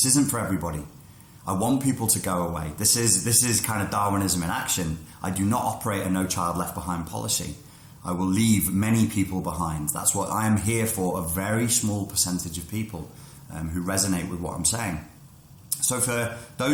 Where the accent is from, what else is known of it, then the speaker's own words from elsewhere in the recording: England, United Kingdom; moved away; I'm British